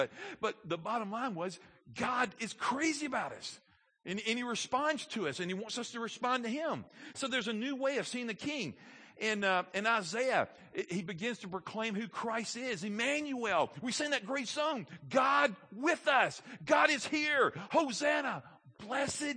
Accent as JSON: {"language": "English", "region": "Alabama", "country": "United States", "said": "I'm from Alabama. I live in the Bible Belt"}